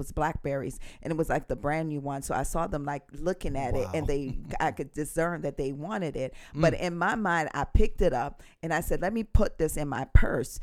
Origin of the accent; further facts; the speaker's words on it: Jamaica; accent: Jamaican; now in United States; Growing up in Jamaica